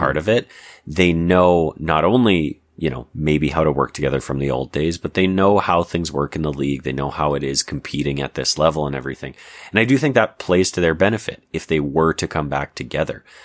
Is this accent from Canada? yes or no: yes; Canada; I'm Canadian